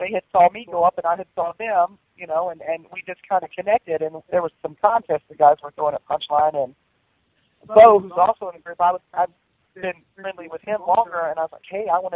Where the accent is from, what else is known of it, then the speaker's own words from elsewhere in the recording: the South, United States; I was born and raised in the South